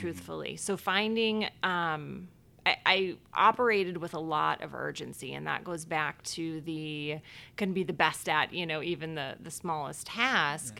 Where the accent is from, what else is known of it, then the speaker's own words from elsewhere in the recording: Cleveland Heights, Ohio, United States; moved away as an adult; now in Chicago, United States; I grew up in Ohio, actually a town called Cleveland Heights, Ohio